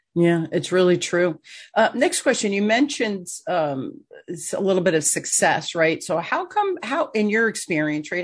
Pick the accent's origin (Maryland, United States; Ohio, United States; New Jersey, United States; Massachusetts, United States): New Jersey, United States; Newark; I grew up in Newark